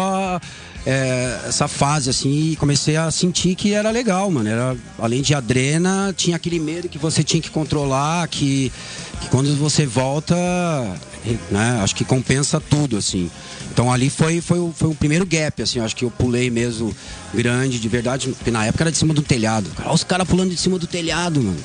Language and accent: Portuguese; São Leopoldo, Rio Grande do Sul, Brazil; moved away; also born or lived in Esteio / São Paulo; eu nasci em Esteio, mas já tá. um ano eu fui morar em São Leopoldo, que é uma cidade do lado da Grande